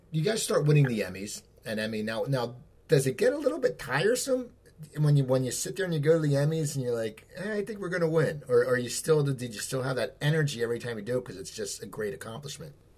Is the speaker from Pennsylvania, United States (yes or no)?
yes; outside Philadelphia, Pennsylvania, United States; moved away as an adult; also born or lived in Los Angeles; I moved back to where I grew up in outside Philadelphia